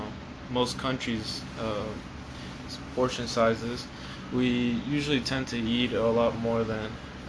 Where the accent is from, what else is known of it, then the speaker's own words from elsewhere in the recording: Texas, United States; especially as a Texan